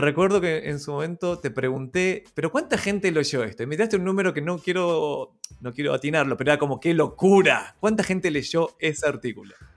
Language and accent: Spanish; Argentina; now in Chile; ni, siquiera soy chileno, soy argentino viviendo en Chile